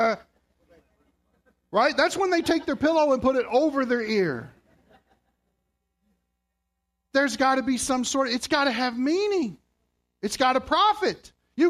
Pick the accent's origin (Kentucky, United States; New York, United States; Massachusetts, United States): Kentucky, United States; moved away as an adult; now in Canada; I'm from Kentucky